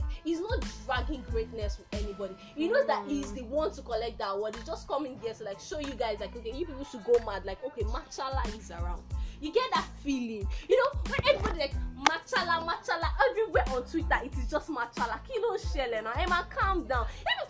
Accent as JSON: {"language": "English", "town": "Oju", "region": "Benue", "country": "Nigeria", "said": "I'm from Oju, I like that."}